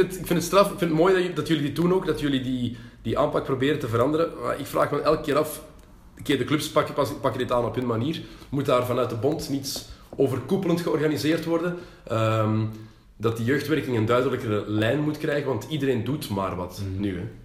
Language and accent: Dutch; Antwerp, Flanders, Belgium; we komen uit Antwerpen